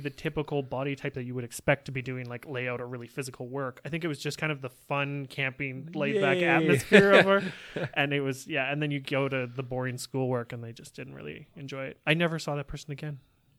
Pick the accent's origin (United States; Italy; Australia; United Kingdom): United Kingdom; England; I'm English, you don't know.